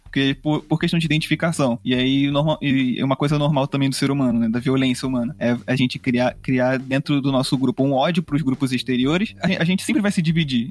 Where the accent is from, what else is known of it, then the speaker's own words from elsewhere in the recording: Brazil; Então a gente é brasileiro.